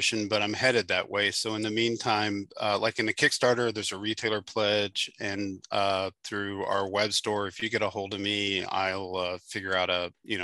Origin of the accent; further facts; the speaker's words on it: Kentucky, United States; now in Cincinnati, United States; a yarn shop in my hometown in Kentucky